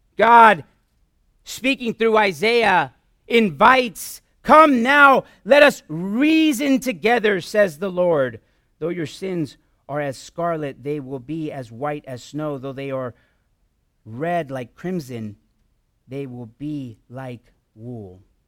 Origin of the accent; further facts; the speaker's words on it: Southern California, United States; moved away; We're originally from Southern California for a few years